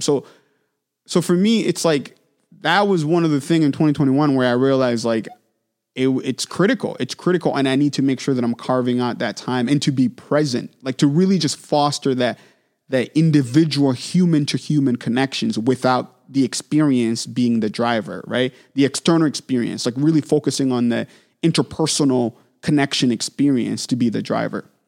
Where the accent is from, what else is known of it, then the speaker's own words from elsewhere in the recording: Manchester, New Hampshire, United States; I got opportunity to start teaching at local studios where I grew up in Manchester, New Hampshire.